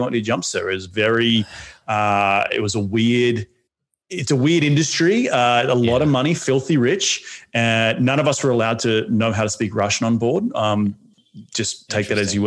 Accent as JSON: {"language": "English", "country": "Australia", "also_born_or_lived": "New York City, United States", "moved": "as an adult", "lives_now": "Los Angeles, United States", "said": "being an Australian"}